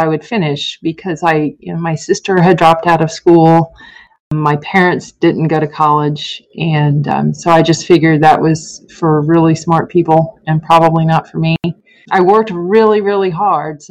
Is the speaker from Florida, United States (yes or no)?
yes; Merritt Island, Florida, United States; moved away as an adult; also born or lived in upstate New York; now in Chattanooga, United States; live in my hometown of Merritt Island, Florida forever